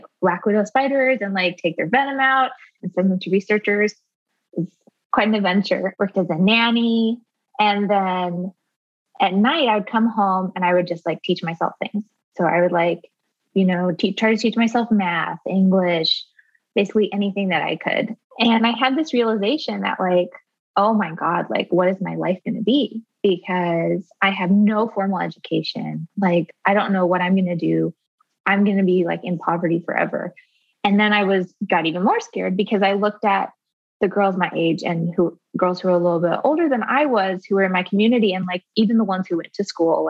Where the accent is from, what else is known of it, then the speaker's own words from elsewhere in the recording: rural Arizona, United States; I grew up in rural Arizona and I was homeschooled by my mom